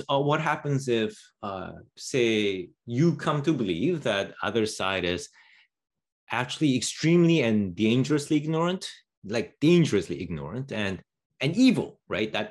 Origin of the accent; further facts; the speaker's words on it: Canada; as, as a Canadian, I have to say that that that stuff looks crazy.